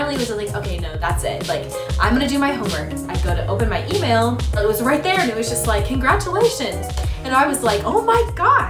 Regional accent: Atlanta, Georgia, United States; moved away as an adult; also born or lived in South Carolina; I'm originally from Atlanta, Georgia, and I go to school in South Carolina.

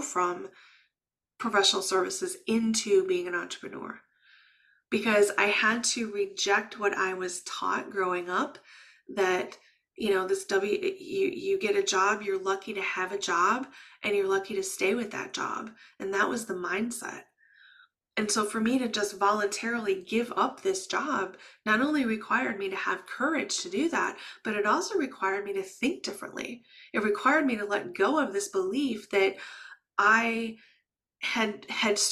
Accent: Midwest, United States; first language English; I was raised in the Midwest

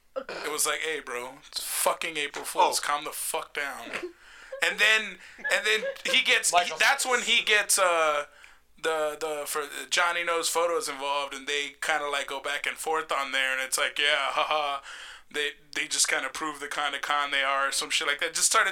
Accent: Puerto Rico; I'm from Puerto Rico.

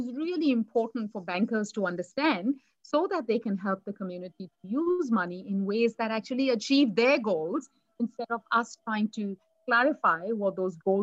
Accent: India; moved away as an adult; now in Australia; I was brought up in India

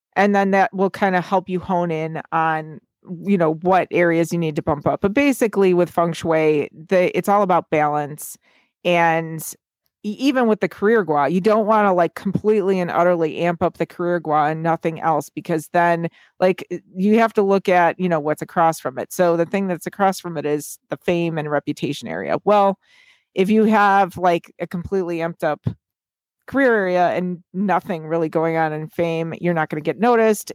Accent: United States; being an American

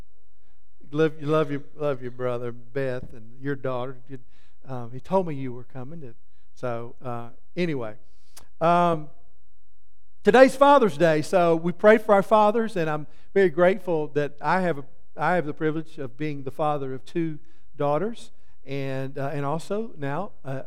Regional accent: Soperton, Georgia, United States; But I grew up in Soperton in Georgia.

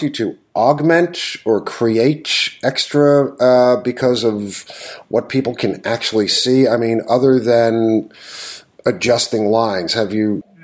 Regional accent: New York, United States; I grew up in New York. I've ridden the A train countless times.

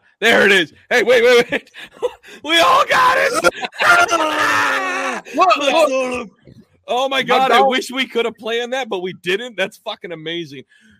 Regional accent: Washington, United States; now in New Jersey, United States; I'm from Washington State. Now I live in Jersey.

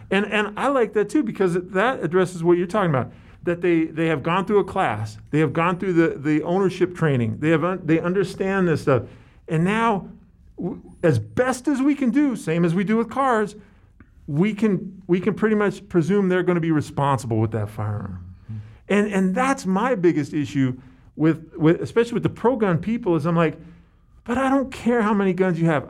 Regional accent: San Francisco, California, United States; I grew up in San Francisco

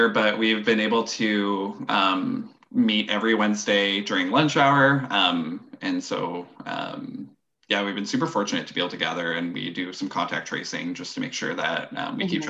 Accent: Ottawa, Ontario, Canada; first language French; English is a second language; moved away as an adult; now in Prince Rupert, Canada; I moved from Ottawa, which is where I'm

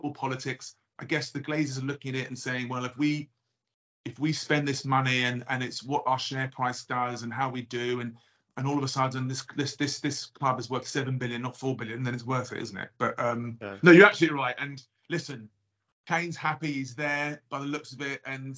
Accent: London, United Kingdom; I'm originally from North London, right? So N10.

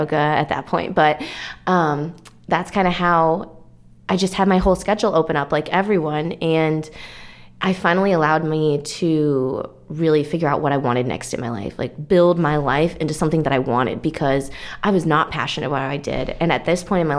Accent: Minnesota, United States; moved away as an adult; also born or lived in Aspen, Colorado / Hawaii; now in Texas, United States; I'm from Minnesota

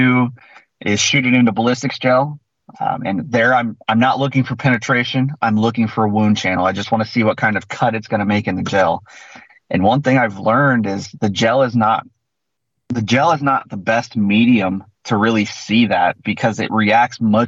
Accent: Central Illinois, United States; So I'm from Central Illinois. I'm the Midwest.

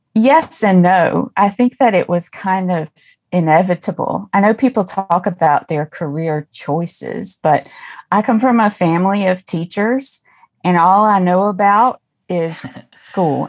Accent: Mississippi, United States; I grew up in Mississippi, deep

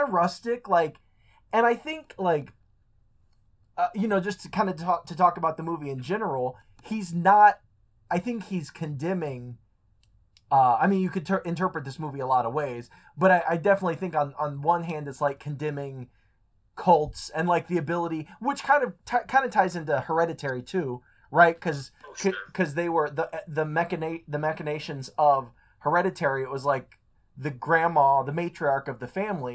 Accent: United States; as an American

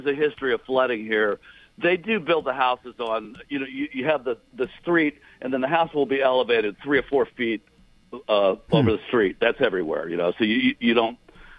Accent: Houston, Texas, United States; Okay, so if you're born and raised in Houston, and you have no concept of what a basement is

